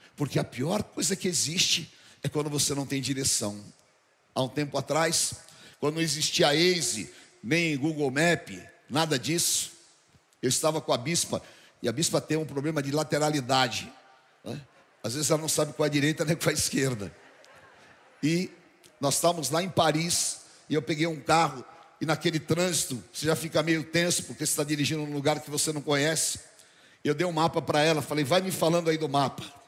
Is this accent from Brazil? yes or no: yes; São Paulo, Brazil; Quando eu era criança, quando eu era menino lá em Barbacena, né? só que não era em Barbacena, aqui na aclimação